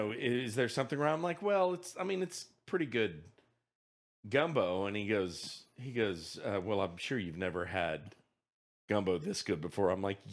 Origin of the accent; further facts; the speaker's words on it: Louisiana, United States; but I'm from Louisiana. I mean, I grew up eating Cajun food